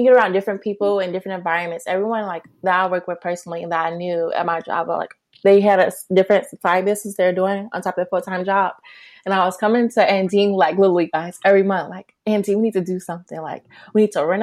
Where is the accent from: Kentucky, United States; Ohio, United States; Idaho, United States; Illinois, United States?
Illinois, United States; Chicago; also born or lived in Los Angeles; I'm from Chicago